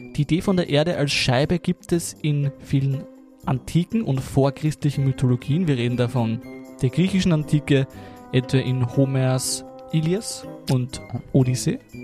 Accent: Lower Austria, Austria; ich bin ein Niederösterreicher

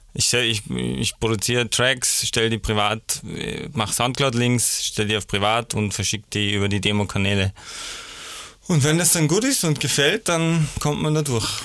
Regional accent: Salzburg, Austria; also born or lived in Vienna; ich bin äh, in Salzburg aufgewachsen

